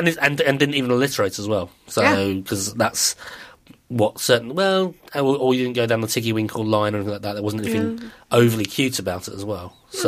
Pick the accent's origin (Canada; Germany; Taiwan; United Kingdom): United Kingdom; Borehamwood, East of England; moved away; No, I've not been out to my hometown for a while. Although, if anywhere was going to have a beer selling vending machine, it would be Borehamwood.